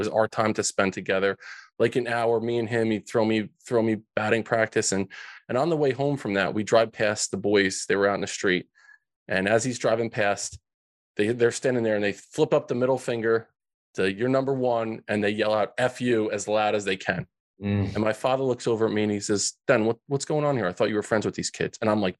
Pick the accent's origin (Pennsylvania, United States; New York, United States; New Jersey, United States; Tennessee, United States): New Jersey, United States; So these kids, Frankie, Louie, and Vinny, growing up in Central Jersey.